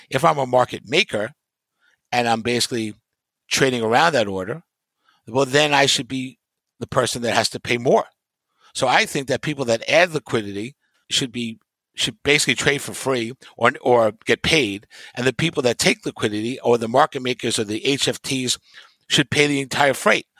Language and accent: English; New York, United States; growing up in New York